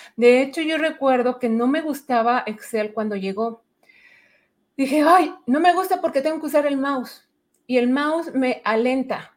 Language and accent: Spanish; Mexico City, Mexico; moved away as an adult; now in Edmonton, Canada; yo soy originaria de la Ciudad de México, a ah, Chilanga